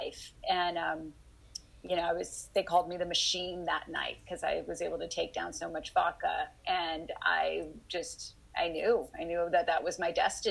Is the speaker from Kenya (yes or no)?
no; Dallas, Texas, United States; I grew up in Dallas